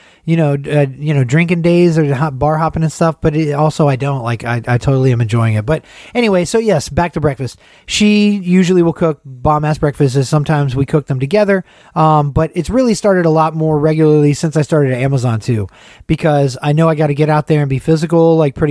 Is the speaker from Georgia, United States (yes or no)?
yes; Atlanta, Georgia, United States; moved away; the neighborhood where I grew up in.